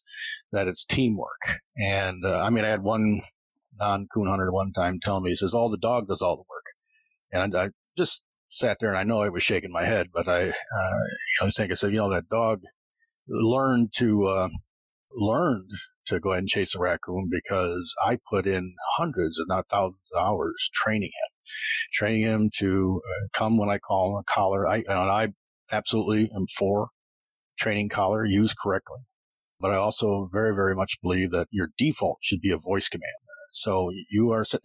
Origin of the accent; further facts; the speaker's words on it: Painted Post, New York, United States; I'm from Painted Post